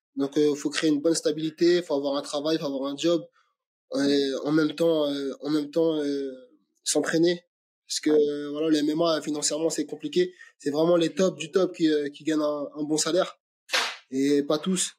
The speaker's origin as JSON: {"language": "French", "town": "Aubervilliers", "region": "Île-de-France", "country": "France", "tie": "born or raised there", "said": "je suis né au Aubervilliers, j'ai grandi au Aubervilliers"}